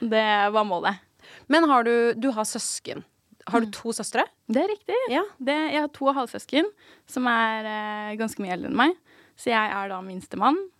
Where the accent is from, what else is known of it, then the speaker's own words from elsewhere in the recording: Asker, Akershus, Norway; also born or lived in Lier; jeg er jo født og oppvokst i Asker